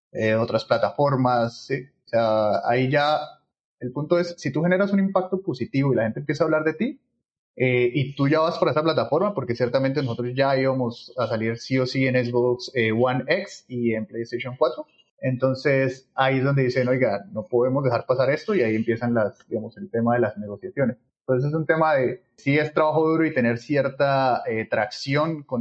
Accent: Bucaramanga, Santander, Colombia; also born or lived in Cali / Palmira; yo soy del Valle del Cauca, eh, yo nací en el Hospital Universitario de Cali, pero mi familia vive en Palmira, también por el trabajo de mis padres. Pero pues he vivido casi que toda la vida en Bucaram

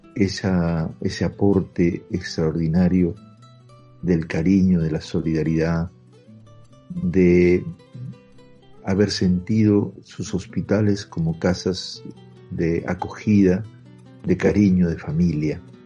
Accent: Peru; como peruanos y como peruanos humildes y sencillos

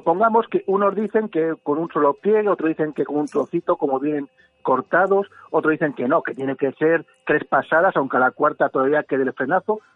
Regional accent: Spain; Yo soy de Reyes Magos, yo soy español.

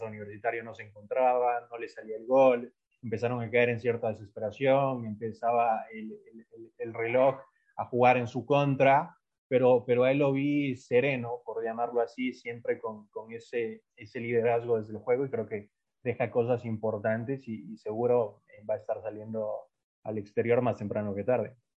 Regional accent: Ecuador; yo soy de Ecuador

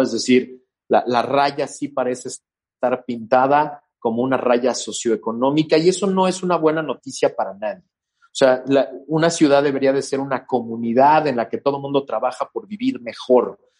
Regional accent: Mexico City, Mexico; a mí no me gusta sentir que soy eh, chilango del oeste

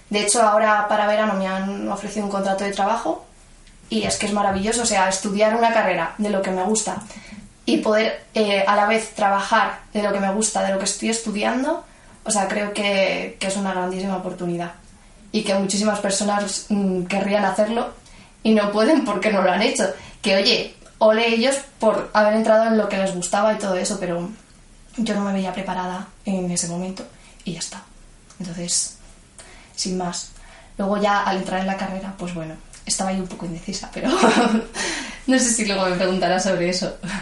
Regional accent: Madrid, Community of Madrid, Spain; yo nací en Madrid, a la semana de nacer mis padres se mudaron a Vallecas, cerca de donde vivían, bueno, donde vive mi abuela. Y nada, he vivido toda mi vida en Vallecas.

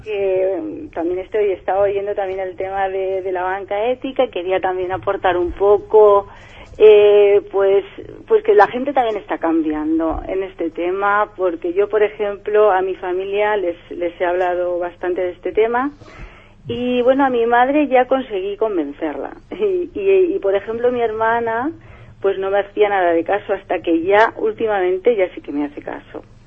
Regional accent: Valencia, Valencian Community, Spain; yo soy de Benimaclet

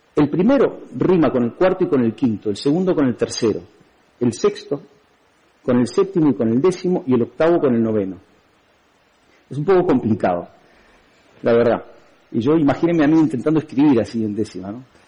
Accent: Uruguay; moved away as an adult; now in Spain

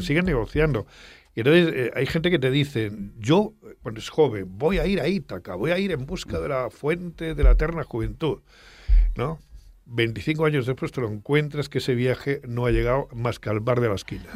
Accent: Extremadura, Spain; cuando yo era niño allá en mi pueblo de Extremadura

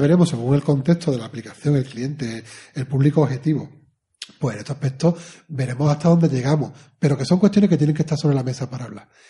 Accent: Spain; como somos españoles

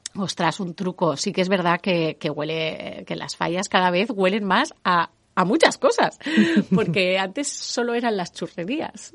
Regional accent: Valencian Community, Spain; como buenos valencianos

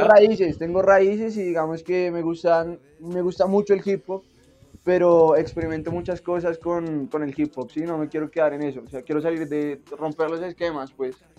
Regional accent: Bogotá, Colombia; also born or lived in Argentina; yo soy bogotano, yo soy Rola

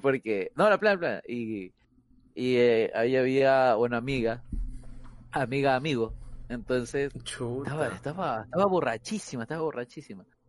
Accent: Guayaquil, Guayas, Ecuador; fui criado en el Cristo del Consuelo

